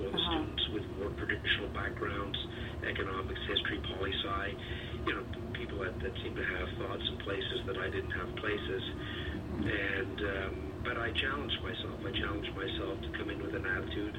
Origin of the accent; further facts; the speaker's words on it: Sault Ste. Marie, Ontario, Canada; also born or lived in Swansea, Wales; now in Toronto, Canada; I was born in Swansea, Wales. My father was a metallurgical engineer, and he moved the family to northern Ontario, so I grew up in the Sioux.